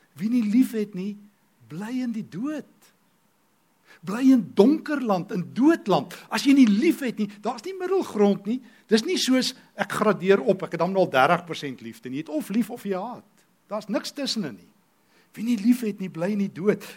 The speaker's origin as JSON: {"language": "Afrikaans", "country": "South Africa", "said": "ek is 'n Christen Afrikaner"}